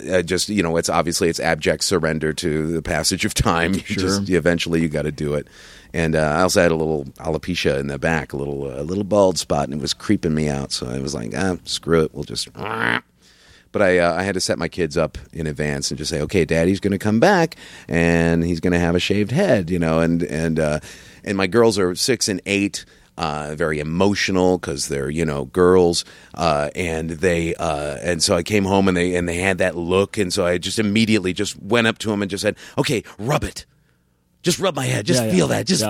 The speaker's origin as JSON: {"language": "English", "town": "La Crosse", "region": "Wisconsin", "country": "United States", "tie": "born or raised there", "moved": "as an adult", "lives_now": "Minneapolis, United States", "said": "I grew up mainly in La Crosse, Wisconsin"}